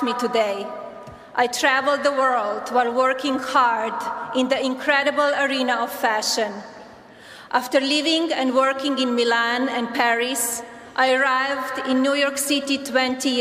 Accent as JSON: {"language": "English", "country": "Slovenia", "tie": "born or raised there", "moved": "as an adult", "lives_now": "United States", "said": "I was born in Slovenia, a small, beautiful, and then communist country in Central Europe"}